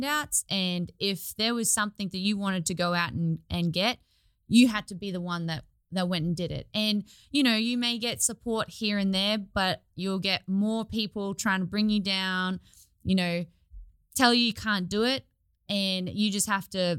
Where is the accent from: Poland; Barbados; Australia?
Australia; I'm from Australia. I grew up on the coast on a sugarcane farm